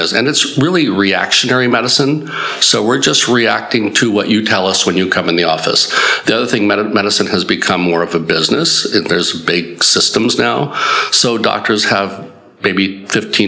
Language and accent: English; Southern California, United States; moved away as an adult; also born or lived in New Jersey / Baltimore / Illinois; now in Mooresville, United States; I'm just a simple country doctor from Mooresville now, but basically I grew up in Southern California.